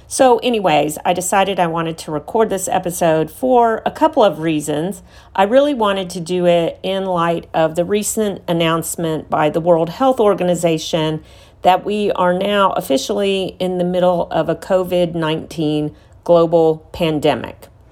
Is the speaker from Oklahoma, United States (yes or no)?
no; Houston, Texas, United States; here in my hometown of Houston, Texas